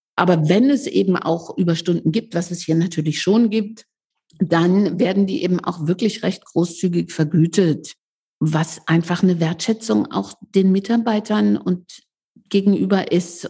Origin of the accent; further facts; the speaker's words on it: Leipzig, Saxony, Germany; Ich komme ja aus Leipzig